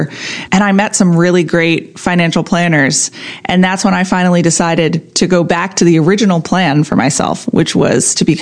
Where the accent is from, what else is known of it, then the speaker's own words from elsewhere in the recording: Annapolis, Maryland, United States; also born or lived in Miami; I grew up in the Annapolis, Edgewater, Arnold area